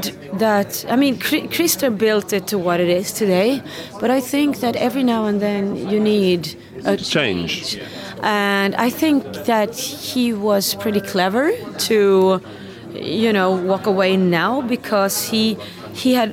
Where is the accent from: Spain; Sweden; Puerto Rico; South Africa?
Sweden; Sweden is my home country.